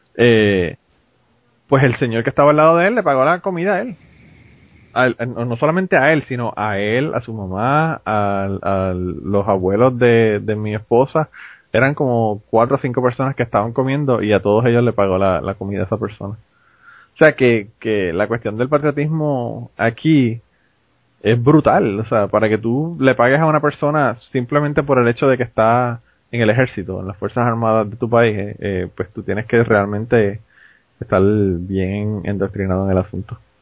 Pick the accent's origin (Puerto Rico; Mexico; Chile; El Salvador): Puerto Rico; now in United States